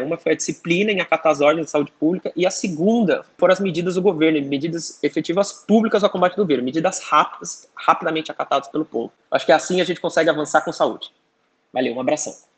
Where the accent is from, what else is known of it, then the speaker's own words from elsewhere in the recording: Brazil; now in China; sendo brasileiro